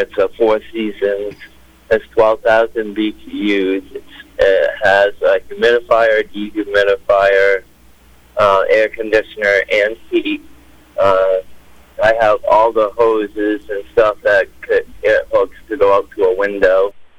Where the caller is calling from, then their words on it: Oxford Hills, Maine, United States; In Oxford Hills.